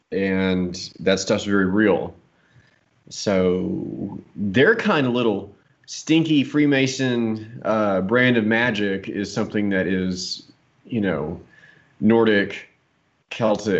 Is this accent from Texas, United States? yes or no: yes; Dallas, Texas, United States; the family that I grew up with in Dallas